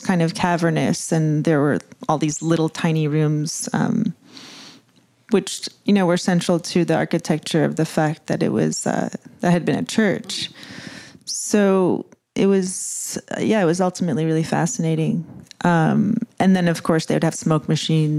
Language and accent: English; New York, United States; I grew up in New York